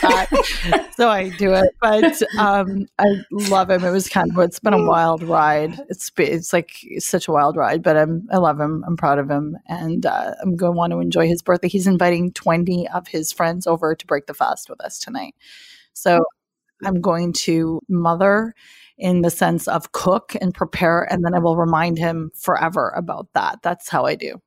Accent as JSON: {"language": "English", "country": "Pakistan", "said": "I'm from Pakistan"}